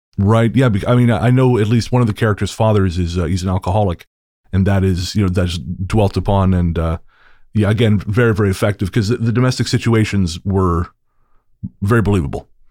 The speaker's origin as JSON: {"language": "English", "country": "Canada", "said": "I'm a, I'm a, also a Canadian author"}